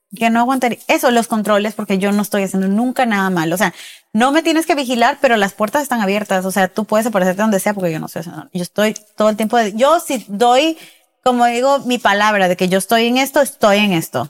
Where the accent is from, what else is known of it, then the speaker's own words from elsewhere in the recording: Peru; yo soy de Perú